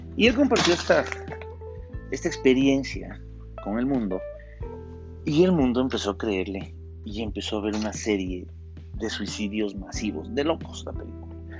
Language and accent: Spanish; Ecuador; aquí en mi país, en Ecuador